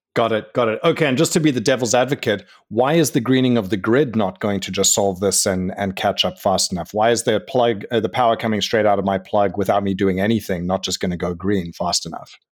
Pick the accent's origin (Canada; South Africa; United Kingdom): South Africa; I'm from South Africa